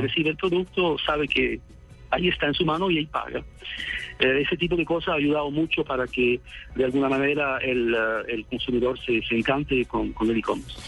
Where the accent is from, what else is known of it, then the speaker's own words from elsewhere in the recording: Sweden; yo soy sueco.